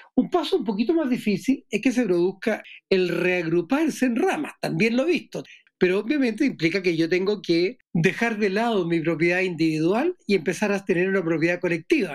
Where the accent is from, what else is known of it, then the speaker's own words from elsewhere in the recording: Chile; soy chileno